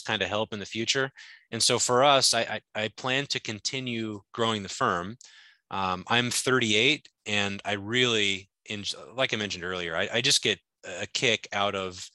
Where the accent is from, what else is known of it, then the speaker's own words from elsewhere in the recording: Alaska, United States; moved away as an adult; also born or lived in upstate New York; I grew up in Alaska, went to college to play baseball in upstate New York